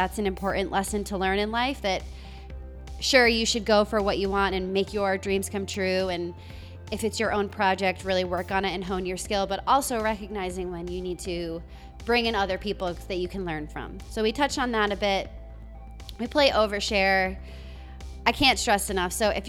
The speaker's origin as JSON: {"language": "English", "region": "Rhode Island", "country": "United States", "tie": "born or raised there", "also_born_or_lived": "Los Angeles", "lives_now": "Oklahoma City, United States", "said": "So I grew up in Rhode Island."}